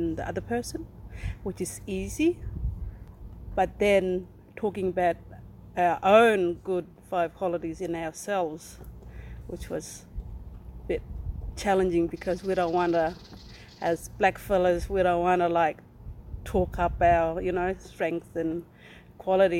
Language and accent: English; Pipalyatjara, APY Lands, South Australia, Australia; I come from Pibilajara on the APY lands